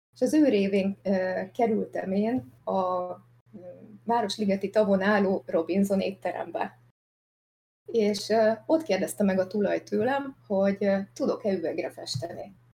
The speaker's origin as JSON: {"language": "Hungarian", "town": "Szikszó", "region": "Borsod-Abaúj-Zemplén", "country": "Hungary", "tie": "born or raised there", "said": "a szülővárosomban Szikszón"}